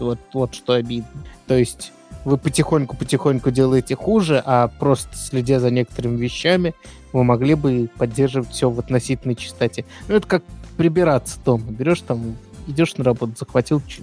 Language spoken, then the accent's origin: Russian; Moscow, Russia; я из Москвы